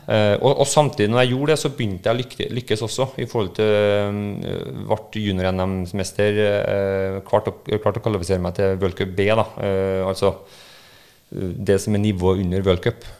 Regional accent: Trondheim, Trøndelag, Norway; accent: trønder; also born or lived in Lillehammer; jeg er trønder, du hører jo på dialekta. Uh. Um, men jeg ble født på Lillehammer uh, i 1983 og bodde der i to år før uh, vi dro den over Dovre og, og, kom til Trondheim igjen

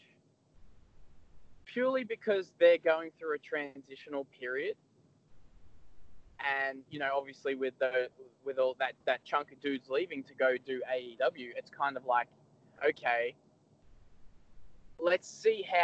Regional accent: Melbourne, Victoria, Australia; I'm from Melbourne

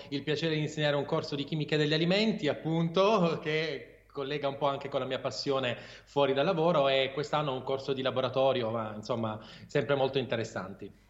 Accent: Taranto, Apulia, Italy; moved away as an adult; now in Bari, Italy; io sono originario di Taranto, sono pugliese ovviamente, però da anni vivo a Bari

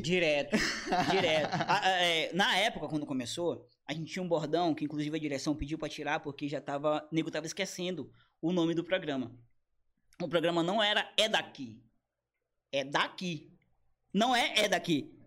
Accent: Brazil; Eu sou brasileiro

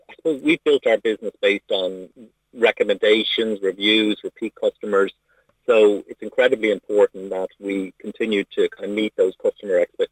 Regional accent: Ireland; born or raised there

